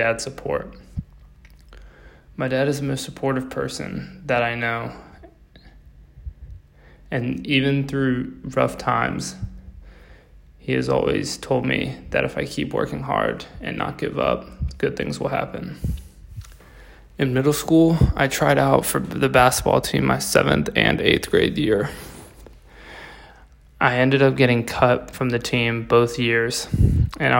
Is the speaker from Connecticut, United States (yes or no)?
no; Davidson, North Carolina, United States; I'm from Davidson, North Carolina. I've lived in North Carolina my whole life